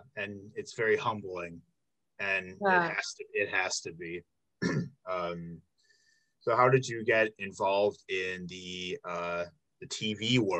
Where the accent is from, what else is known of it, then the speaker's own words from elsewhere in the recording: outside of Chicago, Illinois, United States; moved away as an adult; now in Milwaukee, United States; I'm from Illinois. I grew up outside of Chicago.